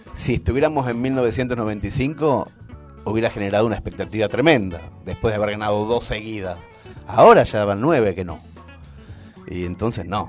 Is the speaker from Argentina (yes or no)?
yes; Argentina; moved away as an adult; also born or lived in Spain